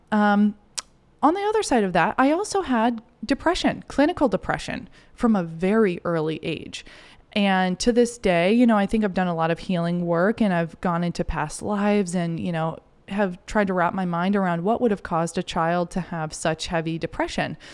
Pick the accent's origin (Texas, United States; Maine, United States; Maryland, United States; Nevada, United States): Maine, United States; Kennebunkport; I grew up in Maine, um, in this cool little beach town, Kennebunkport, Kennebunk